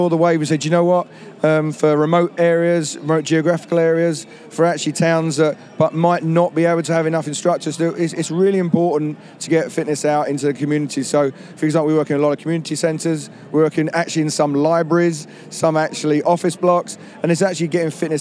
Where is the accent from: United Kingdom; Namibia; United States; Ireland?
United Kingdom; London; I'm actually from London, but trade over here in the US as well